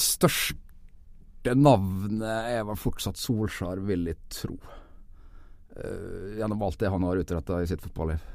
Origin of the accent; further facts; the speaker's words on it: Nordvestlandet, Norway; oppveksten på Nordvestlandet eh, på 80-tallet